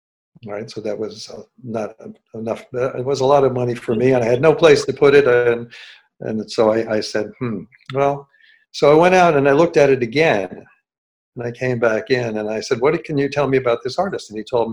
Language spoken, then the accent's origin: English; New York City, New York, United States; moved away; I grew up in New York City, so I was very familiar with New York